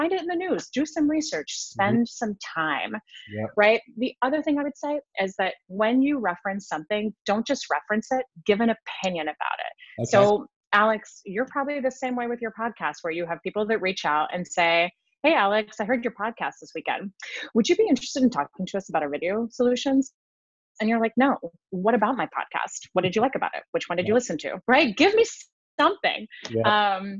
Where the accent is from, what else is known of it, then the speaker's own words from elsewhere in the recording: Switzerland; English is a second language; So I'm originally from Switzerland, although mm-hmm. I have no accent because I learned English when I was a peanut.